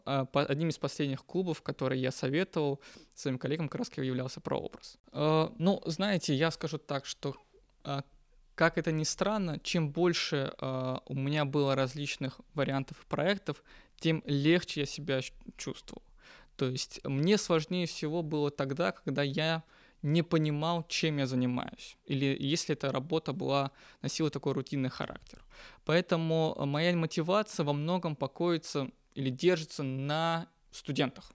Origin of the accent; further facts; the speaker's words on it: North Caucasus, Russia; moved away as an adult; now in Moscow, Russia; Я родом из Северного Кавказа